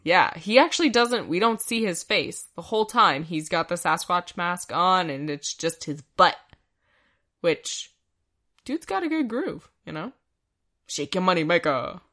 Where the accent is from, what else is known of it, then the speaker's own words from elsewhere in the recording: Canada; we're Canadian